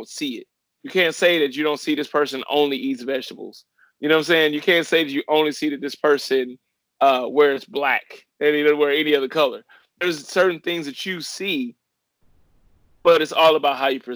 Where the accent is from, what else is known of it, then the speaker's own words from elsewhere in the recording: Ferguson, Missouri, United States; moved away; also born or lived in Miami; growing up in Ferguson, Missouri